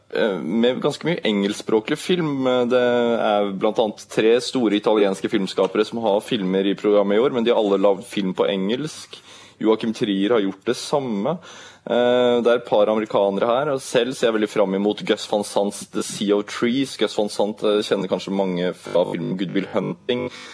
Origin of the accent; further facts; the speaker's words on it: Norway; vi som nordmenn